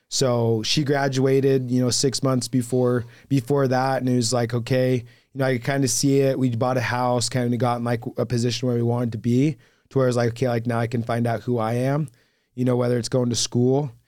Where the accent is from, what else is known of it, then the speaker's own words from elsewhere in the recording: Hurricane, Utah, United States; also born or lived in Fort Worth, Texas; was born and raised in Hurricane